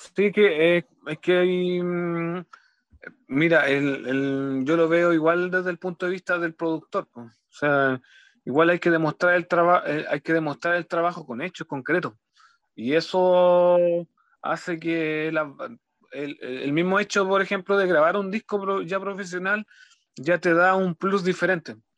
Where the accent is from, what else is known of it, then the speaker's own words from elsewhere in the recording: Los Ángeles, Biobío, Chile; soy de Los Ángeles, de la, ciudad de Los Ángeles, eh, región del Biobío